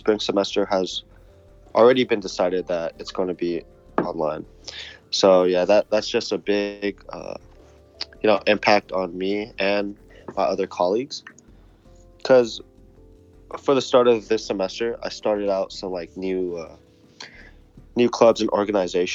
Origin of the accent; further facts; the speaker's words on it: San Jose, California, United States; I've been born and raised in San Jose, California